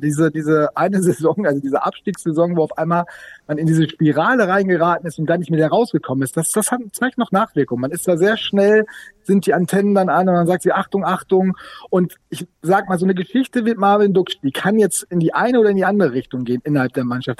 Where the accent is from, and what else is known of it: Sauerland, North Rhine-Westphalia, Germany; now in Bremen, Germany